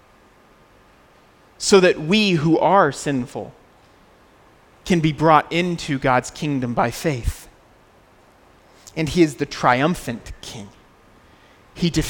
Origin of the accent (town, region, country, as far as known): United States; moved away